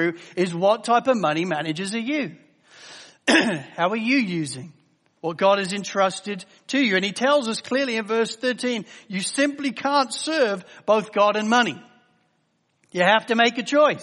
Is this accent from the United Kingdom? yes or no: yes; England, United Kingdom; As an English guy